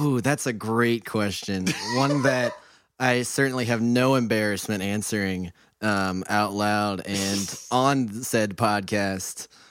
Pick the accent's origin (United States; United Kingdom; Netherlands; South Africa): United States; Mansfield, Ohio; I grew up in Mansfield, Ohio